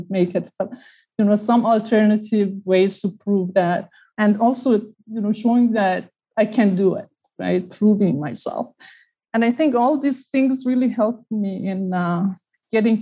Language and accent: English; Iran; now in United States; I was born and raised in Iran.